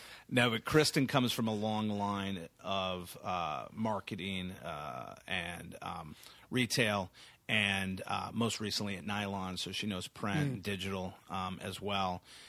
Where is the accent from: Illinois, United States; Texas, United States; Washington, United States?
Texas, United States; San Antonio; I always think of myself first as a Texan. I grew up in San Antonio specifically.